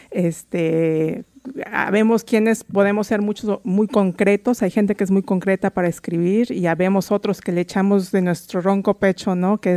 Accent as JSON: {"language": "Spanish", "region": "Mexico City", "country": "Mexico", "lives_now": "Seattle, United States", "said": "soy inmigrante antes que nada, soy de la Ciudad de México, llegué a vivir aq"}